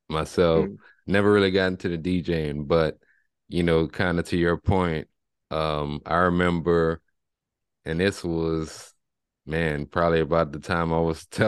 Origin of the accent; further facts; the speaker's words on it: Lafayette, Louisiana, United States; I'm originally from Lafayette, Louisiana